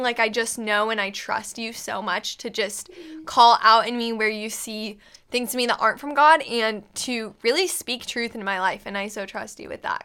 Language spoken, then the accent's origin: English; Manhattan, Kansas, United States; I'm from Manhattan, Kansas